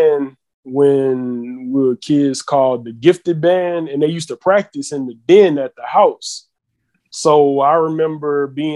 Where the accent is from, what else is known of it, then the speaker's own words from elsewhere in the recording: Houston, Texas, United States; I was born in Houston, Texas